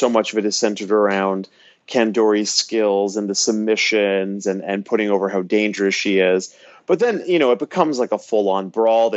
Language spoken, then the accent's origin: English; Canada; I'm Canadian